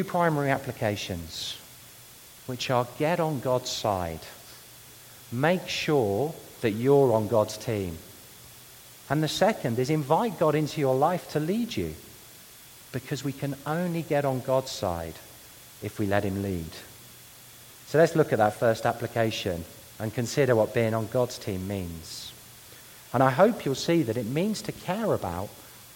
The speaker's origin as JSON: {"language": "English", "region": "London", "country": "United Kingdom", "tie": "born or raised there", "said": "my hometown of London"}